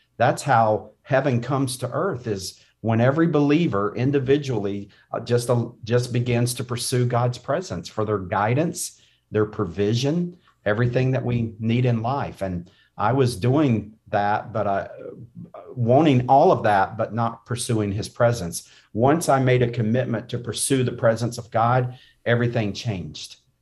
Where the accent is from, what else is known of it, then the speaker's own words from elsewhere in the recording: North Carolina, United States; I grew up in North Carolina.